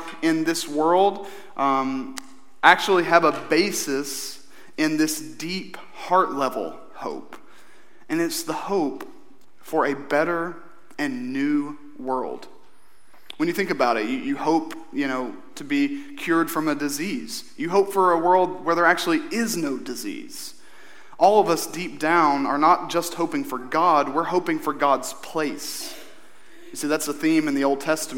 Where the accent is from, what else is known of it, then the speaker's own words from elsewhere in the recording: Eastern Kentucky, United States; growing up in Eastern Kentucky